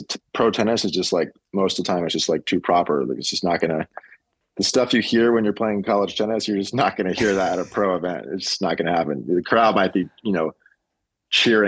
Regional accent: United States; as an American

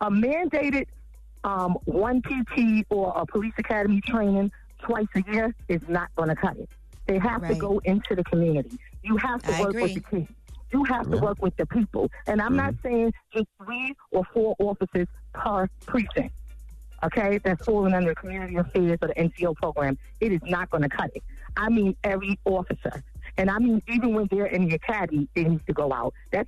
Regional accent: New York City, New York, United States; Well, first of all, I grew up in Canarsie and Brownsville. So in growing up in those areas and working in those areas

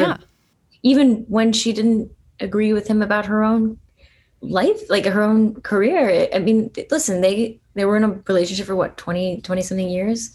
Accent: Allentown, Pennsylvania, United States; I grew up in Allentown

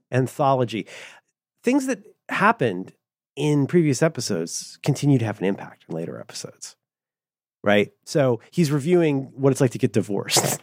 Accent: Ohio, United States; I'm from Ohio.

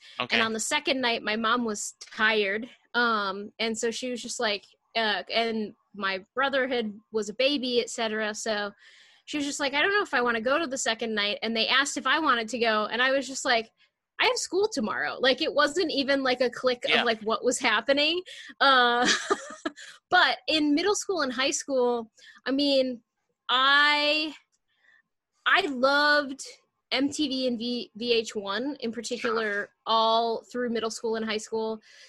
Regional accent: Michigan, United States; Yeah. So I grew up in the suburbs of Metro Detroit, which shaped a lot of my growing up. We lived in almost the direct center, kind of a commuter town between Detroit and Lansing

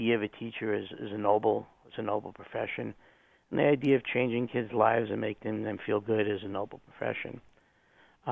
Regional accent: New Jersey, United States; moved away; I was from New Jersey, so as my wife would say, the foreign nation of New Jersey.

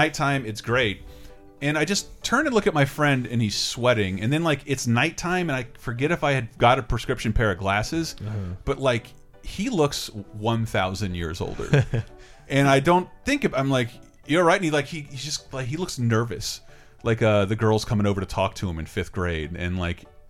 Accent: Florida, United States; now in San Francisco, United States; I'm from Florida

